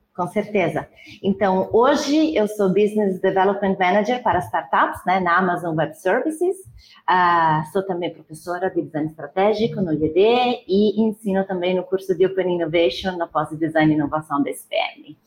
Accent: near Milan, northern Italy, Italy; Portuguese is a second language; moved away as an adult; also born or lived in Lisbon, Portugal / Lucerne, Switzerland; now in Brazil; Eu sou, eu sou, então, do norte da Itália, né, perto de Milão.

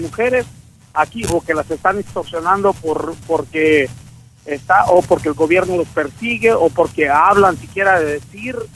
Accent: Mexico; now in United States; soy migrante, soy mexicano, soy ciudadano americano

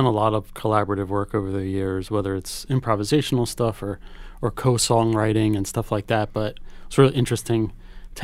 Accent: Philadelphia, Pennsylvania, United States; now in New York, United States; I grew up in Philadelphia

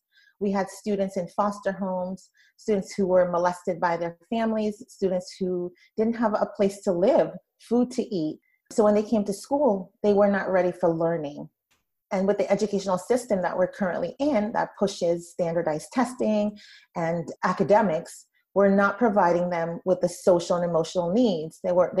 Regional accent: Brooklyn, New York, United States; I came from a really difficult childhood. I grew up in Brooklyn, New York, and I went to school where children were not, their needs were not being met.

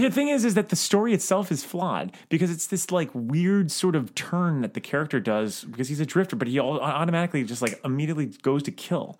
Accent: Florida, United States; I'm from Florida

